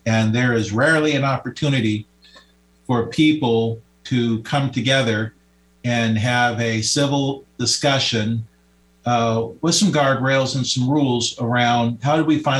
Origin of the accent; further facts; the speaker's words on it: Seattle, Washington, United States; I was a kid growing up in Seattle. I played on the athletic fields. I was one of those kids that the Seattle Park Department strives to reach. I went to school locally here. I graduated from Chief South High School